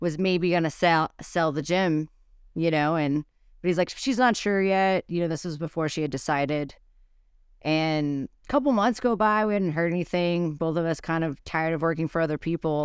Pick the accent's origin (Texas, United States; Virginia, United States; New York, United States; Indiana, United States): Texas, United States; Brownsville; now in Gunnison, United States; Brownsville, Texas. So on the border by the sea